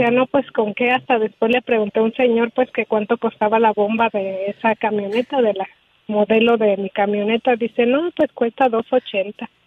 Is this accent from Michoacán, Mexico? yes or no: yes; Uruapan, Michoacán, Mexico; moved away as an adult; now in United States; Soy de Uruapan, Michoacán.